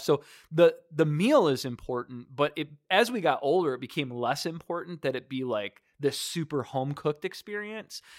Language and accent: English; Detroit, Michigan, United States; I grew up in Michigan. You know, Detroit, you know, I, I grew up, uh, just five miles north of the city of Detroit